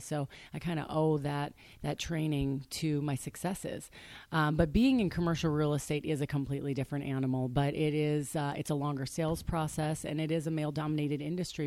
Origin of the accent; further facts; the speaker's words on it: Waukesha, Wisconsin, United States; moved away as an adult; also born or lived in Arizona; now in Scottsdale, United States; I grew up on a small lake outside of Waukesha, Wisconsin